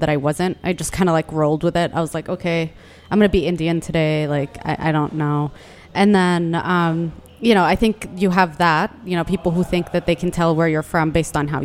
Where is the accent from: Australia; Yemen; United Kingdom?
Yemen; now in Washington, D.C., United States; I'm a Durka from Yemen